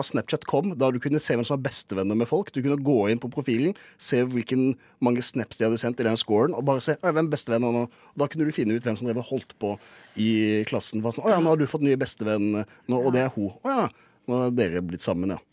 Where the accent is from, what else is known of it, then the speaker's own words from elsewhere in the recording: Kristiansand, Agder, Norway; moved away; da jeg var hjemme i Kristiansand